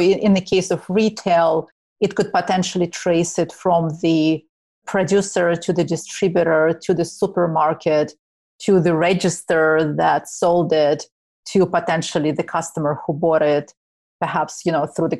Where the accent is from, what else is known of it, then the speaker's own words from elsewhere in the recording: Ukraine; I'm originally from Ukraine, so I actually listen a lot to Russian music, not necessarily US bands.